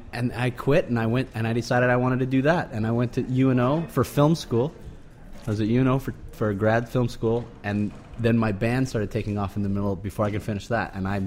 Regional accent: Alaska, United States; moved away; I grew up, my brother and I grew up in Alaska, and my dad's from Hong Kong.

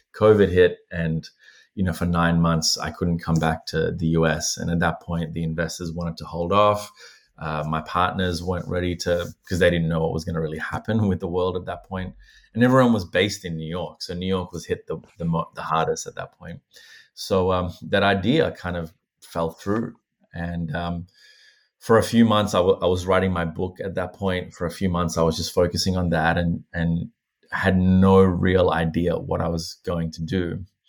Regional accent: Australia; also born or lived in Sri Lanka; I lost touch with, with Buddhism for many years growing up in Australia

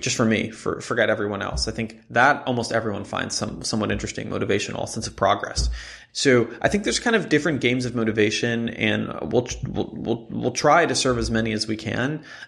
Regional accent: Jerusalem, Jerusalem District, Israel; moved away as an adult; I grew up in Israel

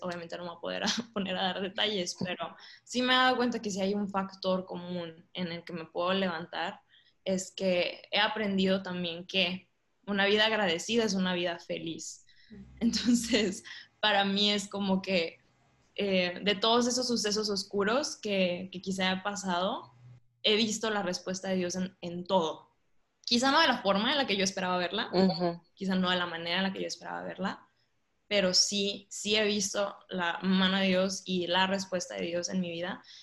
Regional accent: Monterrey, Nuevo León, Mexico; moved away as an adult; also born or lived in Ciudad Juárez; soy de Monterrey, soy regia, orgullosamente regia

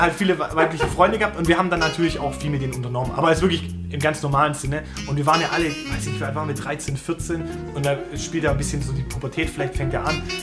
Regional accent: Germany; wenn wir als Deutsche

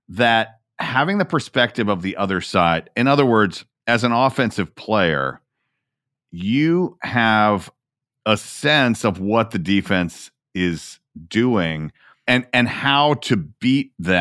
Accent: Atlanta, Georgia, United States; my hometown team, who have Atlanta

